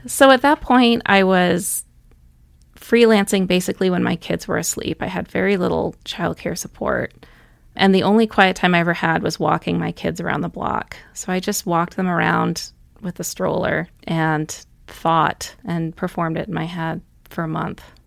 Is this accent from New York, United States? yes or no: no; Dover, Massachusetts, United States; also born or lived in Duxbury, Massachusetts; now in Missoula, United States; I grew up outside of Boston, Massachusetts